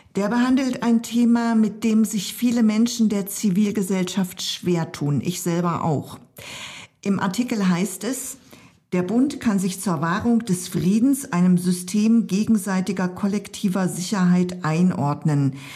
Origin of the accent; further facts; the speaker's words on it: eastern Germany, Germany; ich komme ja aus dem Osten Deutschlands